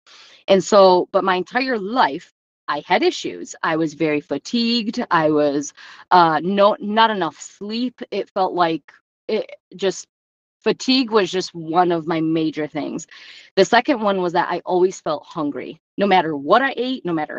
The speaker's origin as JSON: {"language": "English", "country": "Romania", "tie": "born there", "said": "And if anybody knows anything about Eastern European orphanages, because I was born in Romania, that stuff doesn't go well, right?"}